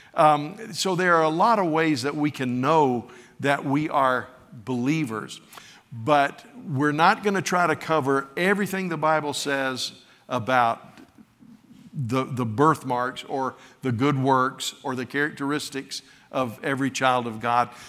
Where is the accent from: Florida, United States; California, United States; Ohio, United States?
Florida, United States; West; I wasn't raised in New York, I was raised in West Florida